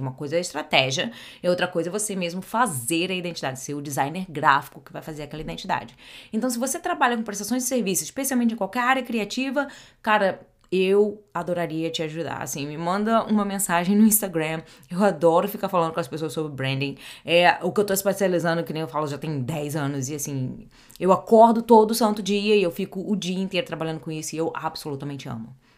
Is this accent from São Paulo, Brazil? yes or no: no; Rio de Janeiro, Brazil; first language Portuguese; moved away as an adult; now in New Jersey, United States; Eu sou carioca do Rio de Janeiro, mas já vai fazer 20 anos que eu moro fora do Brasil